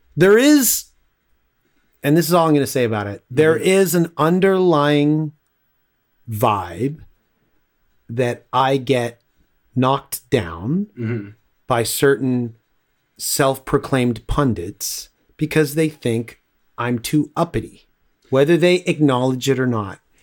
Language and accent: English; Toronto, Ontario, Canada; also born or lived in Scarborough; I grew up in Willowdale and then moved to Scarborough